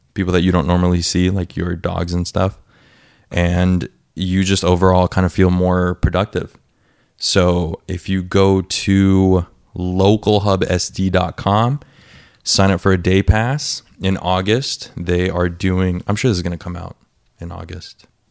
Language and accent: English; North County, San Diego County, California, United States; also born or lived in Escondido; I'm from North County